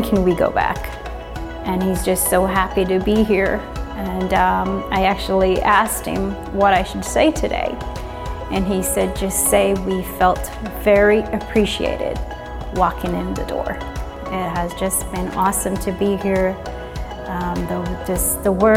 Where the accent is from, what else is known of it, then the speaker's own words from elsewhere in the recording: Jamaica; now in Indianapolis, United States; I'm originally from Jamaica, and I've been living here in Indianapolis, Indiana for about 20 years now